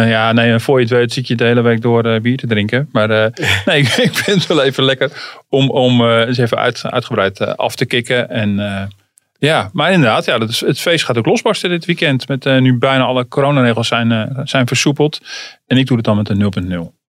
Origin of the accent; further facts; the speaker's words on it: Utrecht, Netherlands; Ik kom uit Utrecht